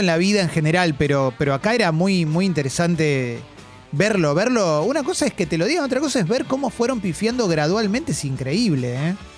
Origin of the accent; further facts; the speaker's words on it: Argentina; como argentino